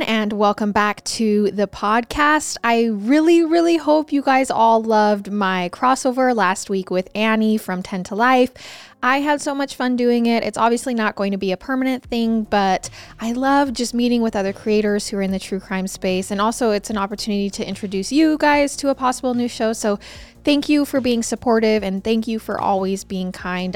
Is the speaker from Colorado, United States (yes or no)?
no; Idaho, United States; I'm from Idaho